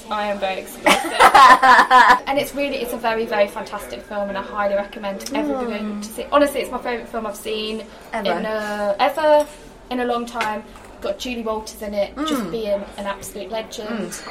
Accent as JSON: {"language": "English", "town": "Birmingham", "region": "West Midlands", "country": "United Kingdom", "moved": "yes", "said": "I'm from King's Heath in Birmingham"}